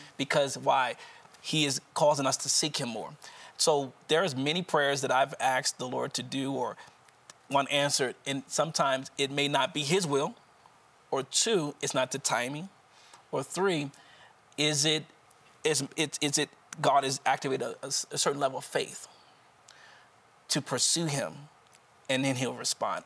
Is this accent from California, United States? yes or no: no; Wilmington, Delaware, United States